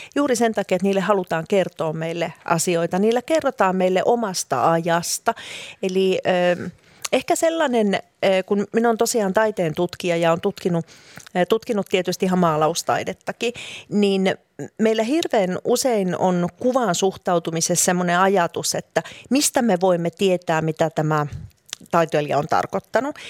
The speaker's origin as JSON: {"language": "Finnish", "town": "Helsinki", "region": "Uusimaa", "country": "Finland", "tie": "born or raised there", "moved": "as an adult", "said": "Minä olen syntynyt ja kasvanut Helsingissä, vaikkakin sitten oikeastaan koko aikuisisän ikäni on asunut muualla"}